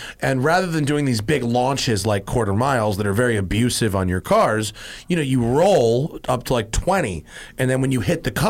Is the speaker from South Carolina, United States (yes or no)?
no; Greenwich, Connecticut, United States; And we grew up in the same town. We're both from Greenwich.